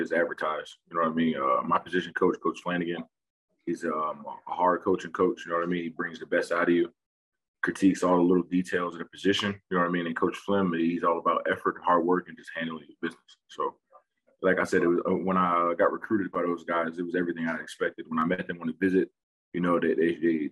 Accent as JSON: {"language": "English", "town": "Lindenwold", "region": "New Jersey", "country": "United States", "tie": "born or raised there", "said": "I'm from South Jersey, close to Philadelphia. And started off playing Little League ball in my hometown, Lindenwald, New Jersey"}